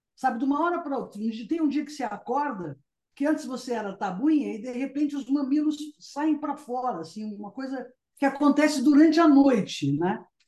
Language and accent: Portuguese; Rio Grande do Sul, Brazil; also born or lived in São Paulo / Buenos Aires; now in United States; eu era gaúcha, mas morava em São Paulo, depois eu sou brasileira, mas moro nos Estados Unidos